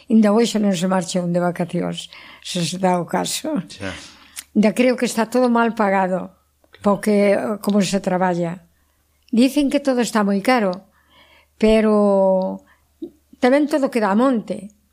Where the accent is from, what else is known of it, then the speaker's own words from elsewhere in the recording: Nogueira de Miño, Galicia, Spain; now in Pincelo, Spain; eu son de Nogueira.